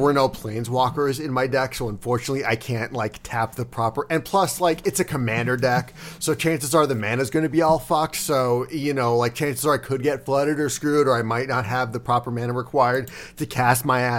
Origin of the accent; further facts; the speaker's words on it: Florida, United States; Yeah, I'm from Florida. That is how alligators work.